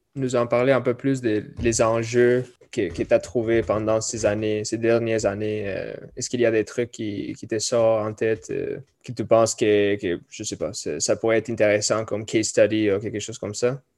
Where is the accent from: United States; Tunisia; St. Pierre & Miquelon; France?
United States; California; now in Quebec, Canada; je viens de la Californie